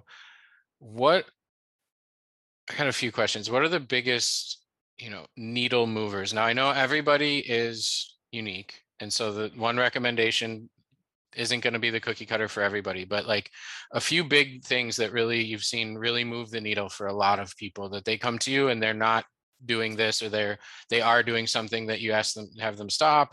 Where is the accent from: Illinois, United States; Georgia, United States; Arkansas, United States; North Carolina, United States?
Illinois, United States; Chicago; now in California, United States; I'm from Chicago and we say pop